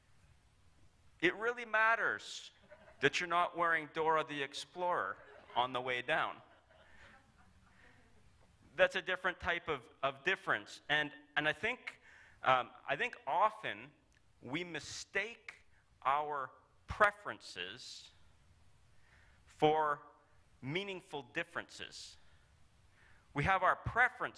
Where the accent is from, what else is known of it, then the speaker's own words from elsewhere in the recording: Calgary, Alberta, Canada; I'm from Calgary